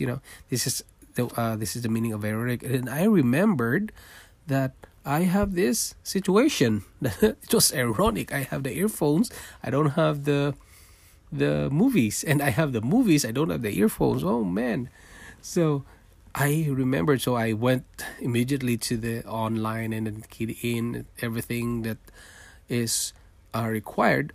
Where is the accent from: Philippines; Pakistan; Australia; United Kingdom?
Philippines; Manila, Metro Manila; born or raised there; moved away as an adult; also born or lived in Singapore; now in Toronto, Canada